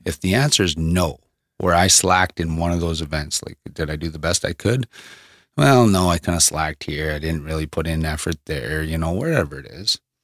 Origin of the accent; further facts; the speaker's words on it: Thunder Bay, Ontario, Canada; moved away as an adult; now in Medicine Hat, Canada; from Thunder Bay, my hometown, that we came from.